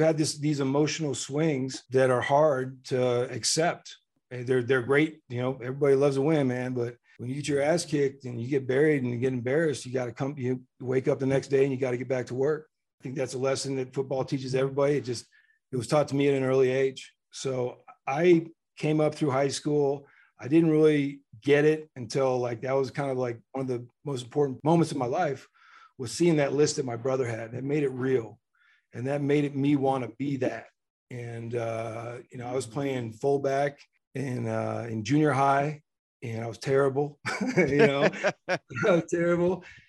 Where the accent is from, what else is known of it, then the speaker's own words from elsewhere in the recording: Midland, Texas, United States; what we found in Midland, Texas, and the football was really easy to plug into. And so, you know, I grew up playing in Little League football with all the guys that I would eventually play with in high school.